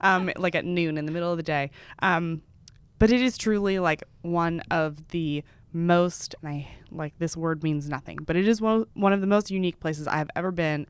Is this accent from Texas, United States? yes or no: yes; Texas, United States; now in New York, United States; I grew up in Texas